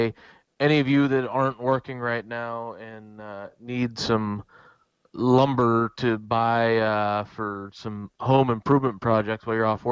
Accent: Pennsylvania, United States; my home state

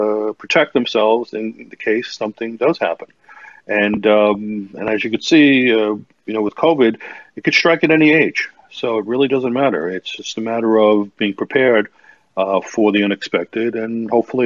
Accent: New York City, New York, United States; I'm originally from New York City

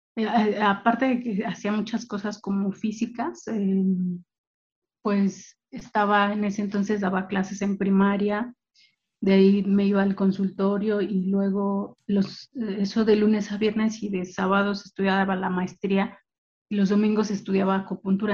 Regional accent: Mexico City, Mexico; now in State of Mexico, Mexico; Soy eh, del Estado de México, ya tengo viviendo acá aproximadamente unos 10, 15 años, aunque nací en el Distrito Federal

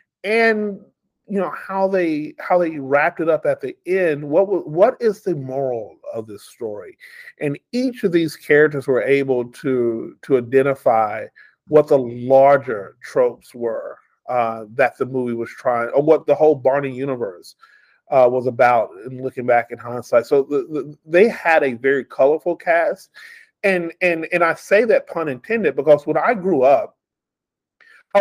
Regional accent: New Chapel Hill, Texas, United States; moved away as an adult; now in Las Vegas, United States; I grew up in East Texas, like population 533, a little town called New Chapel Hill.

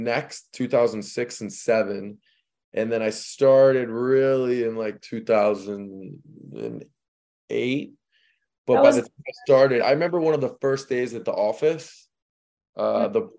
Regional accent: St. Louis, Missouri, United States; moved away as an adult; now in Miami, United States; I'm from St. Louis. I moved here not knowing one person in the state of Florida.

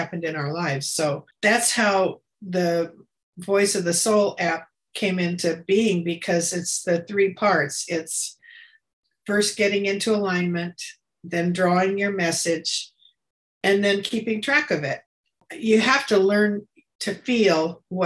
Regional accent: Escondido, California, United States; moved away as an adult; also born or lived in San Diego; I grew up in Escondido, which is a small conservative little town, very Christian

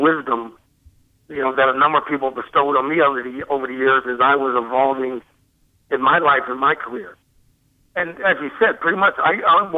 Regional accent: Columbus, Ohio, United States; I grew up in Columbus, Ohio

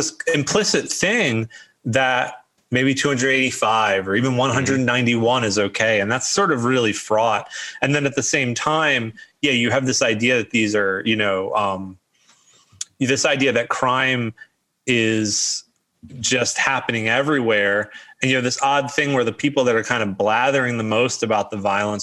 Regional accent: Baltimore, Maryland, United States; I say I'm from Baltimore and I kind of stress that, but if people start to talk to me, I try to really stress, like, look, I grew up in Highland Town.

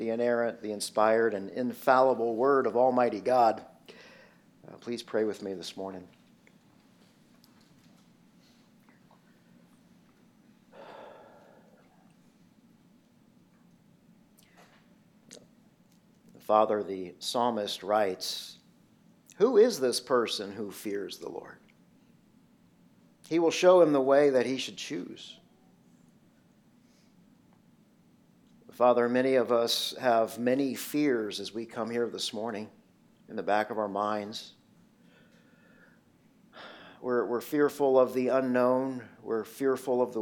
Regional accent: Indiana, United States; I grew up in Indiana

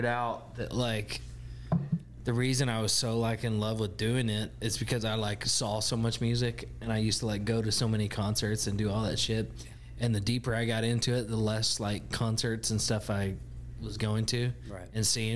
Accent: Henrietta, Texas, United States; moved away as an adult; now in Dallas-Fort Worth, United States; the good old boys from where I'm from, Henrietta, Texas

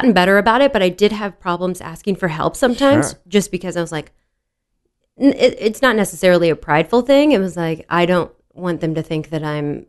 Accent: Dallas, Texas, United States; So I grew up in Dallas. And then when I turned 13, let me rewind a little bit. So grew up in Dallas.

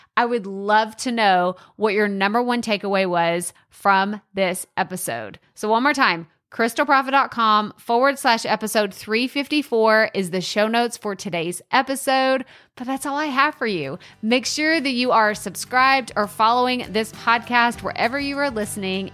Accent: Texas, United States; accent: Texas twang; Maybe you like my accent. You love this Texas twang

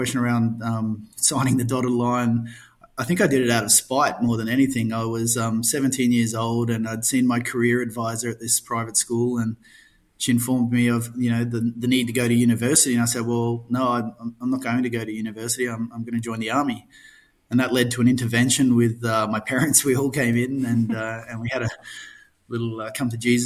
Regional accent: Darwin, Northern Territory, Australia; also born or lived in Alice Springs; I was born in Alice Springs. I think I'm one of the 10 people ever to claim that, and grew up in Darwin

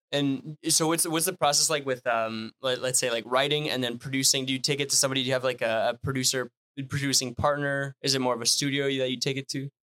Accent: Northern Ontario, Canada; first language French; English is a second language; I'm from Northern Ontario

